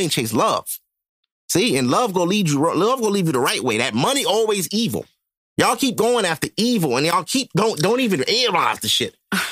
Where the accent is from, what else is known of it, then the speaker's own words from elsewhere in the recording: United States; Our whole family's American. I am not West Indian at all.